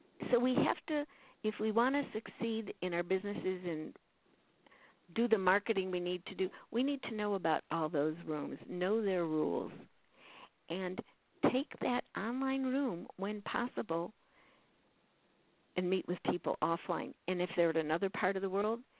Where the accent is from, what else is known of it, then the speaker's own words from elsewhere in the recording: Chicago, Illinois, United States; moved away; I'm originally from Chicago